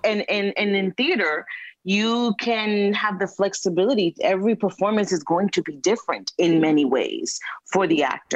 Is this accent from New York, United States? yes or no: yes; New York City, New York, United States; a New Yorker, you know, uh, born and raised in New York, but from Latino parents